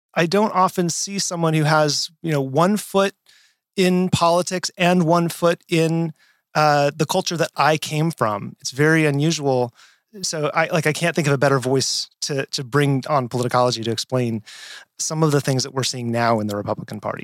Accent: rural Nevada, United States; I grew up in Nevada, rural

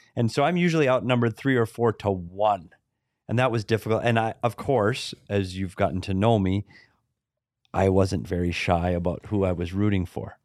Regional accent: Minnesota, United States; moved away; I was from Minnesota, so it was, we'd still get Canadian T V there

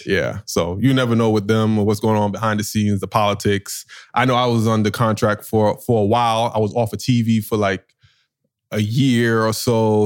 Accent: New York, United States; I'm from New York

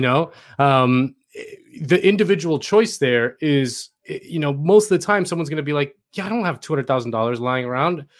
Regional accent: Miami, Florida, United States; moved away; I'm from Miami

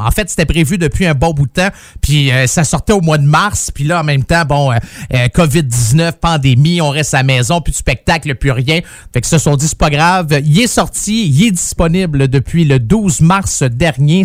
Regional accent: Saint-Jérôme, Quebec, Canada; Je suis euh, natif de Saint-Jérôme

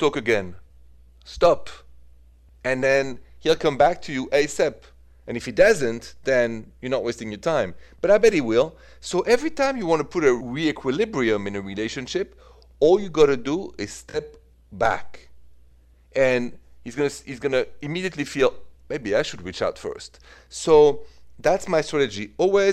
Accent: France; accent: French; my accent is French.

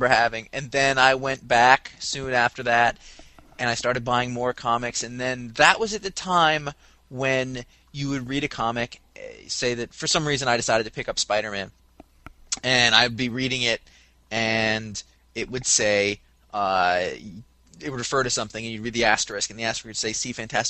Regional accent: Maine, United States; I'm from Maine, by the way, like a small town there

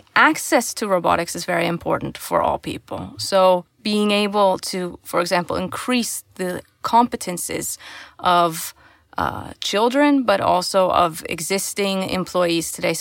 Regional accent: Canada; growing up in Canada

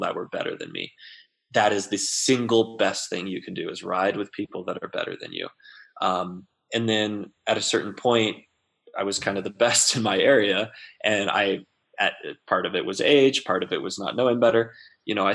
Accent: Central Texas, United States; now in Durango, United States; I grew up in Central Texas.

